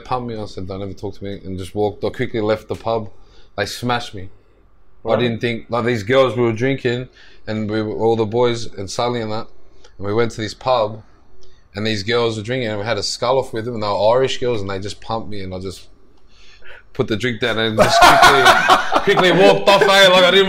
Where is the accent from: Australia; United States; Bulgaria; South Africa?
Australia; We are Australian. This is our country.